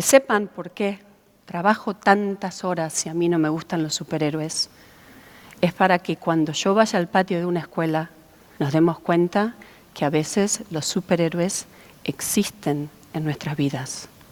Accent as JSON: {"language": "Spanish", "country": "Argentina", "moved": "yes", "lives_now": "United States", "said": "soy argentina"}